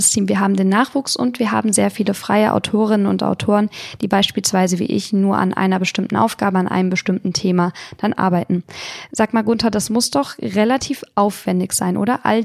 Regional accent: Lampertheim, Hesse, Germany; ich komme ja aus Lampertheim, wie ihr vielleicht wisst, also wirklich aus der Hüwe wie Drive Region. Ich spreche unseren Dialekt leider auch gar nicht mal so stark.

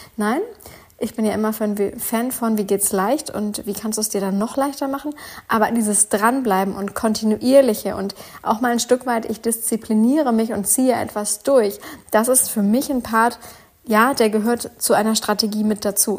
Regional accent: Northern Germany, Germany; wie man hier bei uns im Norden sagt

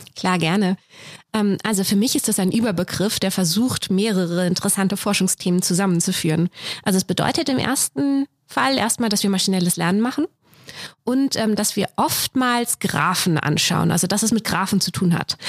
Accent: Messel, Hesse, Germany; moved away as an adult; also born or lived in Frankfurt am Main / Zürich; now in Saarbrücken, Germany; ich bin aufgewachsen in einem kleinen Ort in der Nähe, das Messel

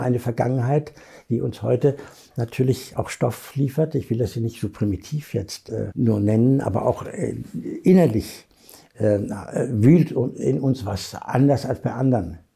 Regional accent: Germany; als Deutscher

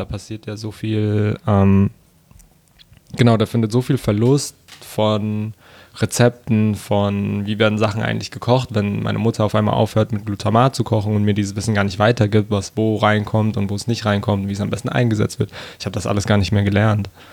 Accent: Germany; Und aufgewachsen hier in Deutschland

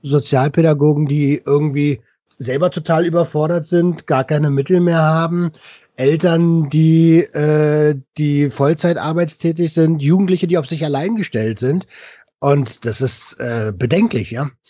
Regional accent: Berlin, Germany; ich komme aus Berlin

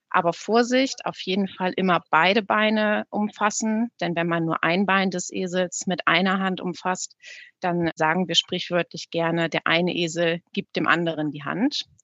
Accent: Bremen, Germany; Und auch für mich als Bremerin ist es äh, immer wieder schön, wenn man in der Innenstadt unterwegs ist

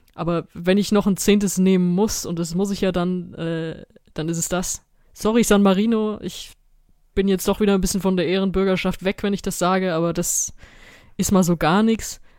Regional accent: Germany; ich komme aus Deutschland

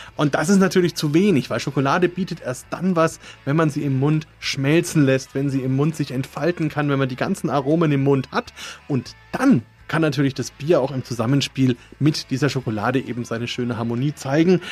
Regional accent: Franconia, Bavaria, Germany; Bei uns in Franken

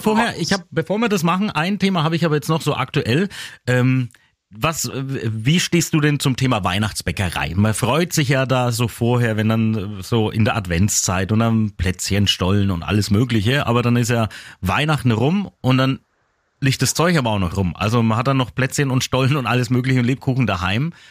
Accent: Küps, Bavaria, Germany; meine Heimat, über Küps

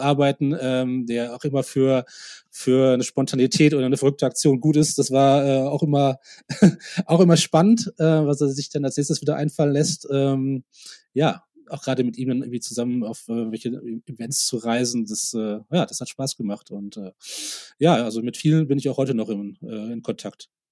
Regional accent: Oberhausen, North Rhine-Westphalia, Germany; also born or lived in United States; now in Munich, Germany; in Oberhausen, in meiner Heimatstadt

